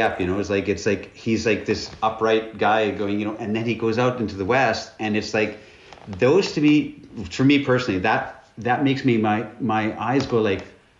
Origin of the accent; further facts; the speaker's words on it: Northern Canada, Canada; I'm from Northern Canada. And I was poor